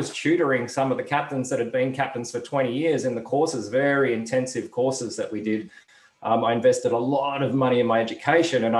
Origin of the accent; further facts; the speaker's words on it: Perth, Western Australia, Australia; I grew up in Perth in the west coast of Australia, one of the most isolated cities